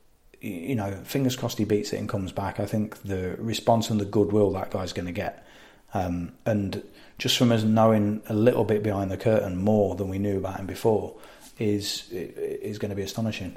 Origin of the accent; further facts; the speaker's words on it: United Kingdom; as British people